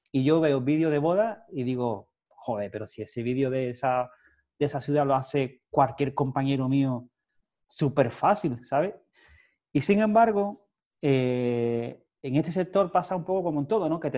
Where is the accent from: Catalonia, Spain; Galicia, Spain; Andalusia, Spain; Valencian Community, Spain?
Andalusia, Spain; Cádiz; nosotros somos de Cádiz